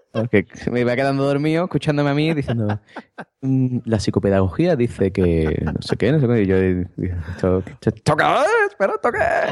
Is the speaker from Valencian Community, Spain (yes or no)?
no; Cádiz, Andalusia, Spain; accent: Andalusian; ya yo no soy gaditano, ya soy de Berlín